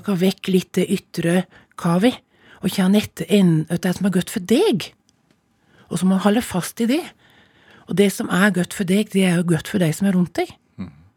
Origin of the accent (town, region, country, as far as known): Telemark, Norway; moved away